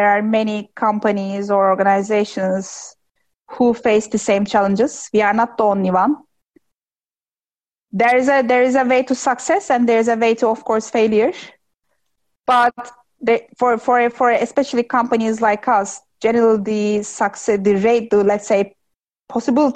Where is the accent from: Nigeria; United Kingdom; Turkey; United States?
Turkey; my hometown is 2 hours in the distance to Istanbul